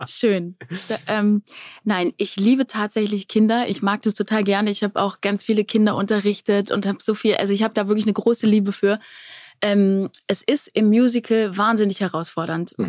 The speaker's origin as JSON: {"language": "German", "area": "Black Forest", "region": "Baden-Württemberg", "country": "Germany", "said": "bei uns im Schwarzwald"}